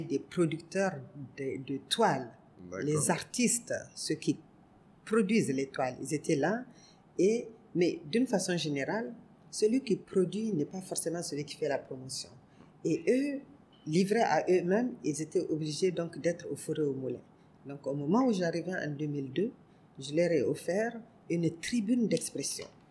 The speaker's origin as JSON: {"language": "French", "country": "Niger", "also_born_or_lived": "Côte d'Ivoire", "said": "je suis du Niger, pas de Côte d'Ivoire"}